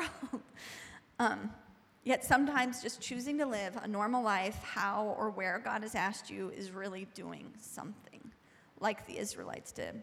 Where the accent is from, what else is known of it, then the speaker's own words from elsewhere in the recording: United States; as an American